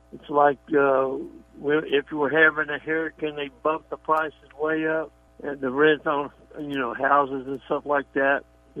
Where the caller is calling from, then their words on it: Tampa, Florida, United States; It's … in from Tampa.